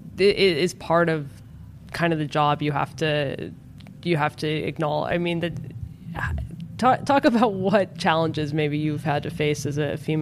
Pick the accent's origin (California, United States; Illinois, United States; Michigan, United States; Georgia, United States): California, United States; Mill Valley; Mill Valley, my hometown.